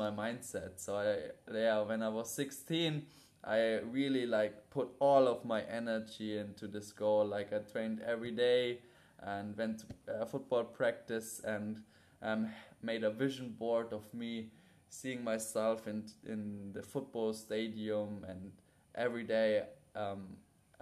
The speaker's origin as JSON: {"language": "English", "town": "Munich", "region": "Bavaria", "country": "Germany", "tie": "born or raised there", "moved": "as an adult", "lives_now": "Bali, Indonesia", "said": "from a 13-year-old boy growing up in Munich, playing American football, to now 22 years old, living in Bali"}